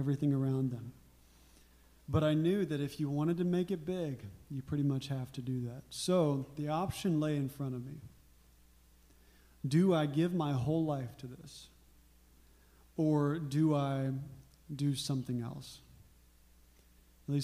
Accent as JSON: {"language": "English", "region": "Arkansas", "country": "United States", "tie": "born or raised there", "said": "But I grew up in Arkansas"}